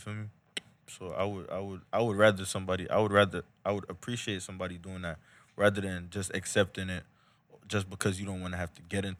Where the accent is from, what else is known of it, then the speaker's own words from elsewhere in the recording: Jamaica; now in Florida, United States; Nah, bro. I'm from Jamaica, bro. I just, you know, like, I reside here.